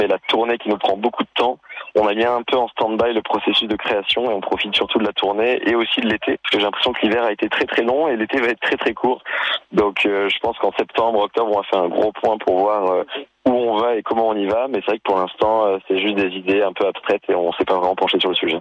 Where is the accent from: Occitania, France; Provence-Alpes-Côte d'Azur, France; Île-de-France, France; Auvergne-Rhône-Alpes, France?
Provence-Alpes-Côte d'Azur, France; Nice; moved away; je viens de Nice, je suis né à Nice